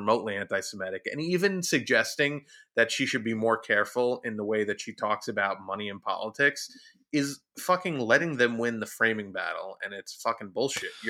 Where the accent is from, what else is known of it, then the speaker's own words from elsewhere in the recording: United States; somebody who supports Donald Trump's ideology just because I'm an American.